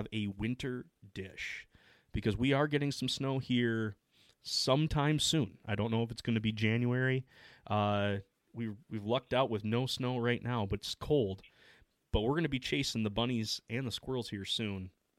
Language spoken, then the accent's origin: English; Midwest, United States; because I'm from the Midwest